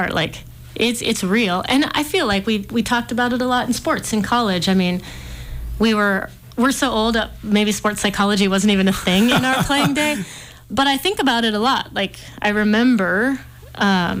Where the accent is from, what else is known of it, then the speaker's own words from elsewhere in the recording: Malta, Montana, United States; now in Missoula, United States; I'm from a small town. I'm from Malta, best small town on the planet.